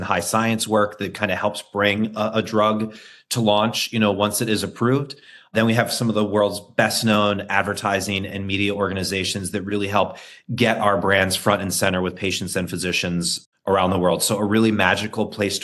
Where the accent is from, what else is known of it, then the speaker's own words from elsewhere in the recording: New York, United States; I'm a New Yorker and I'm an American